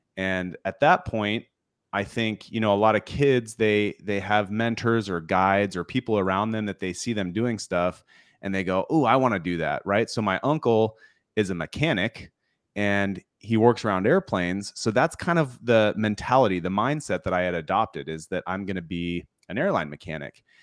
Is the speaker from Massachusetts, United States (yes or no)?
no; Washington, United States; I grew up in Washington State